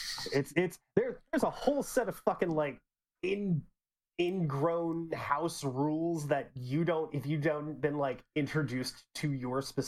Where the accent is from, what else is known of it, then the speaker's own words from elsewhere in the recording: Texas, United States; I'm a Texan